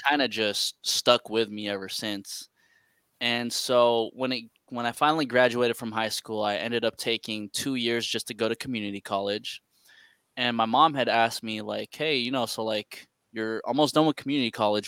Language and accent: English; San Francisco, California, United States; Born and raised in San Francisco, California